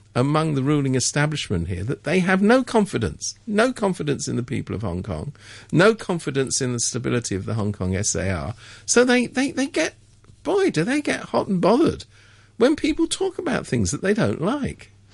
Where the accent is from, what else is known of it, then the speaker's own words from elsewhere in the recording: England, United Kingdom; I'm from England